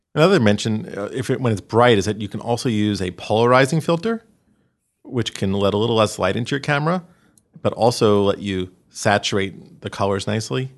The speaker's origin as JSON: {"language": "English", "region": "New York", "country": "United States", "tie": "born or raised there", "said": "growing up in New York"}